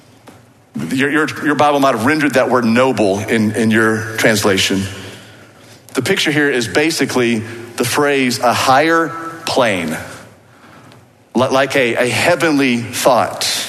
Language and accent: English; Waco, Texas, United States; accent: Waco; my Waco accent